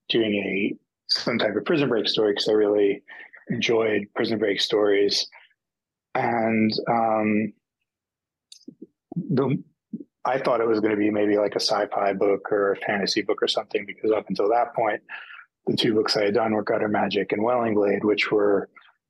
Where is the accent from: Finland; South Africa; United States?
United States; growing up in America where I did